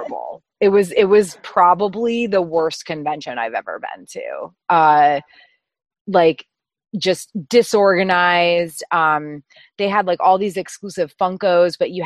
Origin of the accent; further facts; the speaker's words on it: Boston, Massachusetts, United States; I'm from New England, so I'm a Boston girl